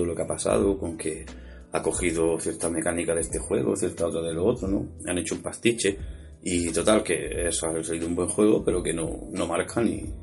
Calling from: Granada, Andalusia, Spain; soy un oyente de Granada.

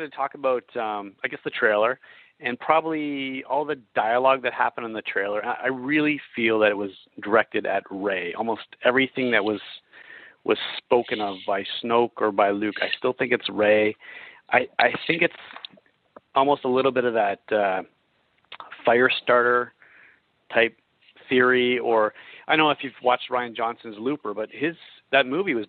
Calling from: Toronto, Ontario, Canada; I'm calling from Toronto, Canada.

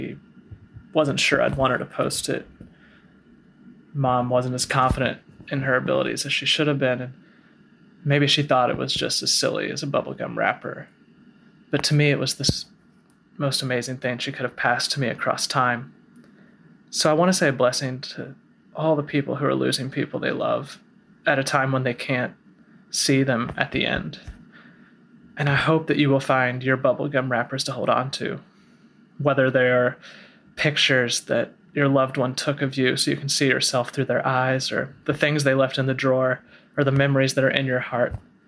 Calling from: Medford, Massachusetts, United States; I'm calling from Medford, Massachusetts.

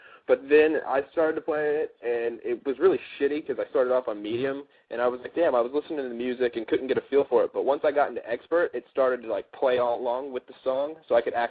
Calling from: Dallas, Texas, United States; I'm in Dallas

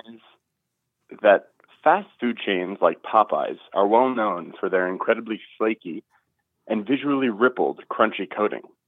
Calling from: Overland Park, Kansas, United States; I'm calling from Overland Park, Kansas

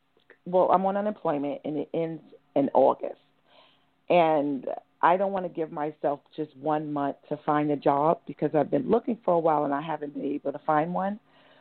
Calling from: New York, United States; New York.

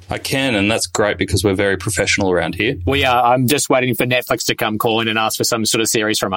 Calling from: Melbourne, Victoria, Australia; I'm at level 21 in the new WeWork building in Melbourne in a um, seemingly a, a purpose built soundproof booth for podcasting.

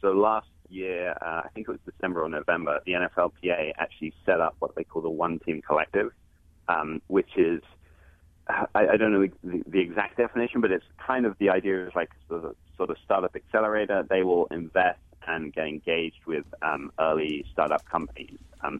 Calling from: California, United States; I'm calling in from the Bay Area.

